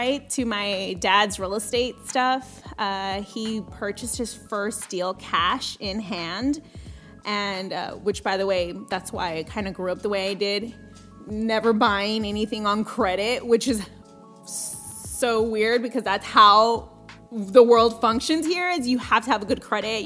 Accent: Coastal Bend area, Texas, United States; English is a second language; Born and raised in Coastal Bend area.

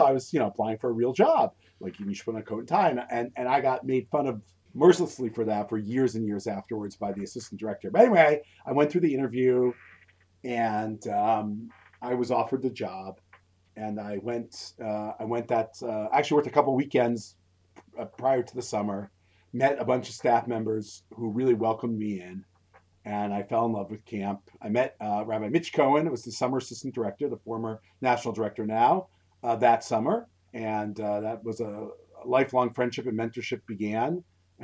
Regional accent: Laramie, Wyoming, United States; also born or lived in Scranton, Pennsylvania; But we moved to Laramie, Wyoming when I was 9

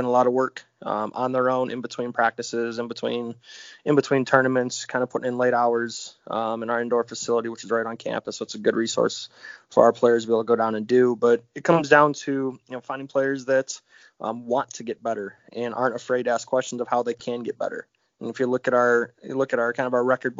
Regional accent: Brunswick, Ohio, United States; I was born and raised in Brunswick, which is 20 minutes south of Cleveland.

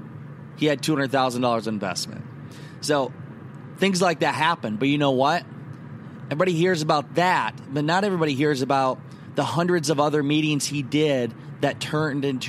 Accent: Garnavillo, Iowa, United States; now in Orlando, United States; I am driving from Garnavillo, my hometown

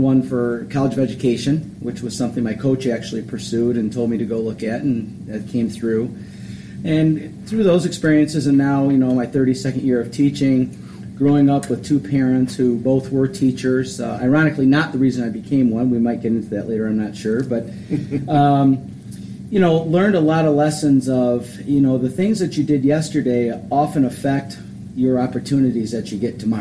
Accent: Westland, Michigan, United States; I grew up in Westland, Michigan

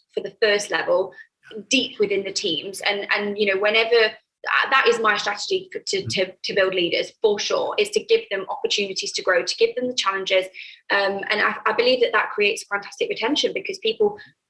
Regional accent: United Kingdom; moved away as an adult; now in Ibiza, Spain; I'm British. So I have a network in the UK

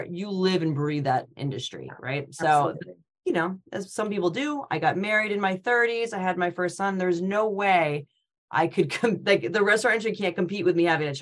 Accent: Connecticut, United States; moved away as an adult; also born or lived in Rhode Island / Boston; I'm from Connecticut, but I went to school at University of Rhode Island

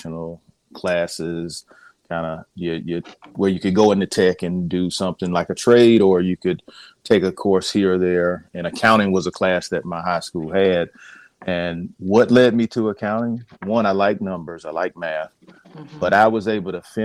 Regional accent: Columbia, South Carolina, United States; I'm a South Carolina native, born and raised in Columbia, South Carolina

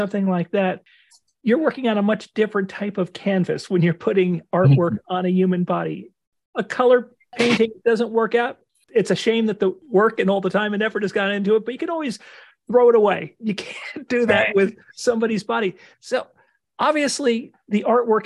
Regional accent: Cranford, New Jersey, United States; Growing up in Cranford

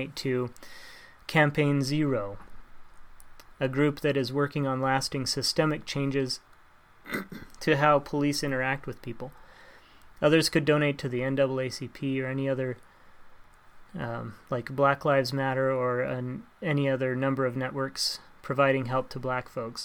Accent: Montana, United States; also born or lived in Ohio; I grew up in Montana, and my family, they lived in Ohio for a while

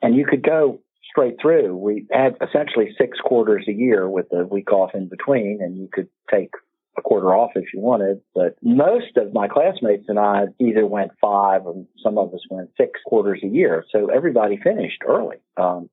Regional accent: Winchester, Virginia, United States; moved away as an adult; also born or lived in Baltimore, Maryland; I grew up in a little town. I was born there.

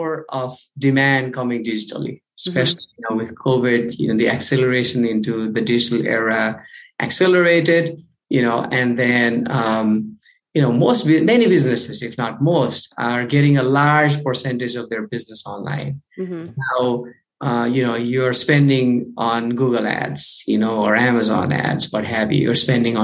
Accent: Kathmandu, Bagmati, Nepal; I'm from Kathmandu, Nepal, the other side of the world

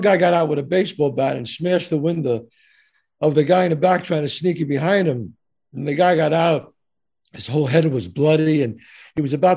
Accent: New York City, New York, United States; born or raised there

